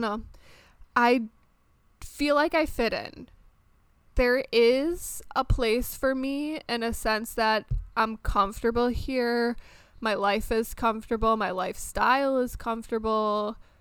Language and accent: English; Michigan, United States; moved away as an adult; also born or lived in France; now in Maryland, United States; I was born and raised in Michigan, lived there for the first 25 years of my life.